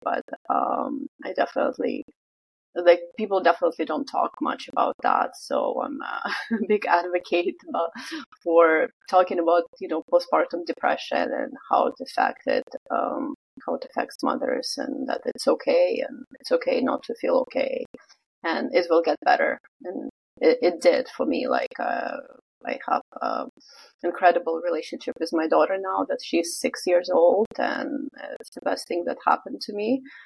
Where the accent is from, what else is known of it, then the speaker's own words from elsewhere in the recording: Vladivostok, Primorsky Krai, Russia; moved away as an adult; also born or lived in Canada; now in Vancouver, Canada; I'm originally from Russia. I'm um, from a city called Vladivostok or Vladivostok in Russian. So it's Russian Far East.